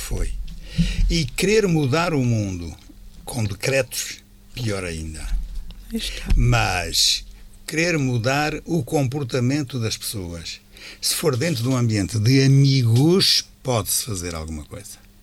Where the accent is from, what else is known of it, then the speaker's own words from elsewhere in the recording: Norte, Portugal; moved away; also born or lived in Alentejo; quando eu era miúdo, lá na minha aldeia